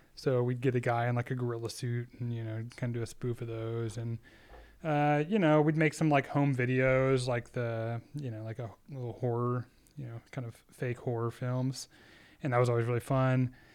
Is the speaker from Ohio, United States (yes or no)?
no; Austin, Texas, United States; I'm from Austin, Texas, and, uh, born in, born and raised in Texas. I'm a Texas boy